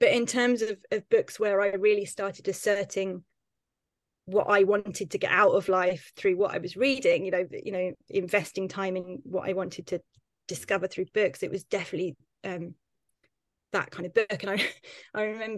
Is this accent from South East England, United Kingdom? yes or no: yes; Tunbridge Wells, South East England, United Kingdom; I grew up in Tunbridge Wells